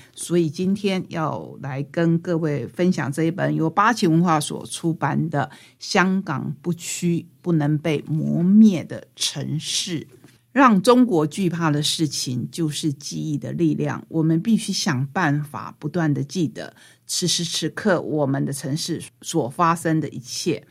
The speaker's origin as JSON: {"language": "Chinese", "region": "Taitung County", "country": "Taiwan", "said": "当然我们台东人自己比较熟悉 我们在地的妈祖"}